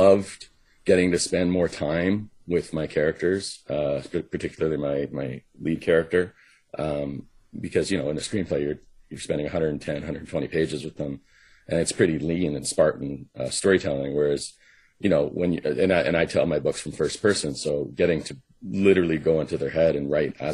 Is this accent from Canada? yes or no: yes; Vancouver, British Columbia, Canada; also born or lived in Los Angeles; my hometown